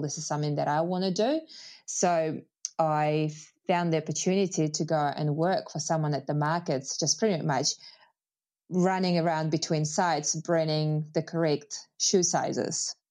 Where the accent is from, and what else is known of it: Moscow, Russia; English is a second language; moved away as an adult; now in New Zealand